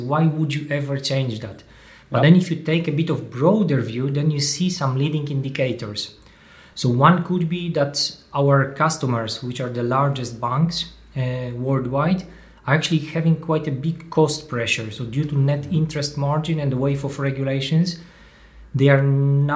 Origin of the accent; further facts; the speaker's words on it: Poland; moved away as an adult; now in Belgium; I'm coming indeed from Poland